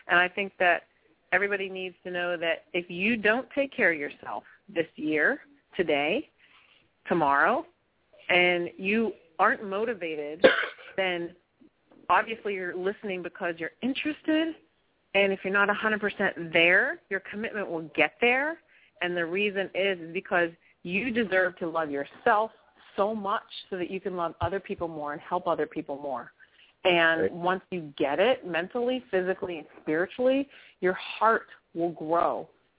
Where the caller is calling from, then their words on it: San Francisco, California, United States; I'm super fine from San Francisco.